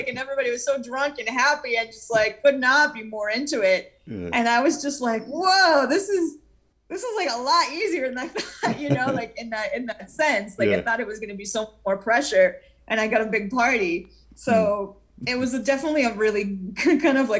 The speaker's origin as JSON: {"language": "English", "country": "Israel", "tie": "born or raised there", "moved": "yes", "lives_now": "United States", "said": "growing up in Israel, I heard a lot of Middle Eastern-influenced music"}